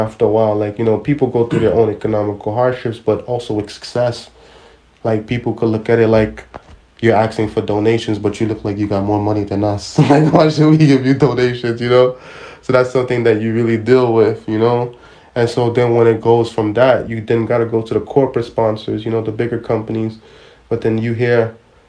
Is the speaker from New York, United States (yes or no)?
yes; New York City, New York, United States; I'm a guy from Brooklyn